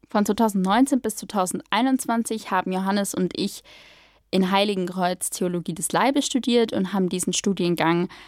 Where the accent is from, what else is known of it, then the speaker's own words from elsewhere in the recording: Allgäu, Bavaria, Germany; now in Munich, Germany; Ich komme ursprünglich aus dem Allgäu und wohne jetzt in München, wo ich Theologie studiere. Ich bin 24 Jahre alt